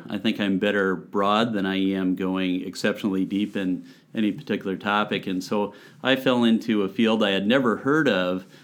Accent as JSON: {"language": "English", "town": "Hamden", "region": "Connecticut", "country": "United States", "tie": "born or raised there", "also_born_or_lived": "Seattle, Washington / Ithaca, New York", "said": "I grew up in Hamden"}